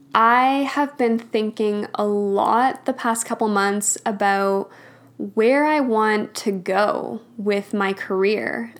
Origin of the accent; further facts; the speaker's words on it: Alberta, Canada; I grew up in Alberta